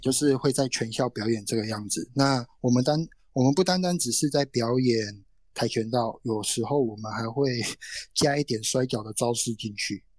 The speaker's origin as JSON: {"language": "Chinese", "region": "Tainan", "country": "Taiwan", "tie": "born or raised there", "also_born_or_lived": "Kaohsiung", "said": "住在台南哎。我出生，我出生是在高雄出生，然后哦。长大的环境是在台南嗯。那自此之外就再也没有离开过台南这个区域嗯。我说在成长的过程中啊，就是嗯。求学的阶段啊，更甚至，更甚至是在找工作的阶段就没有再离开台南这个样子"}